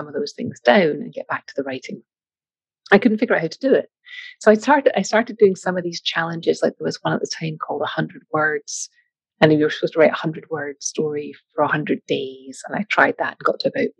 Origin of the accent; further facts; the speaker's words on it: Scotland, United Kingdom; moved away; As you may or may not be able to hear from the accent, I'm from Scotland, grew up there